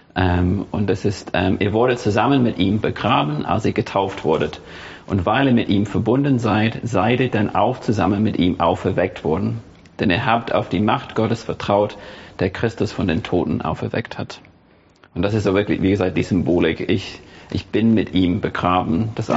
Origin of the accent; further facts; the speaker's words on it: England, United Kingdom; German is a second language; now in Germany; ich bin in der anglikanischen Kirche aufgewachsen. Ich komme aus England